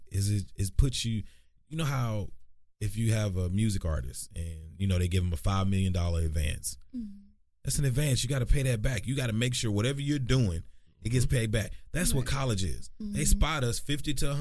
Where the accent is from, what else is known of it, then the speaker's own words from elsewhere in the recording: Texarkana, United States; growing up in Texarkana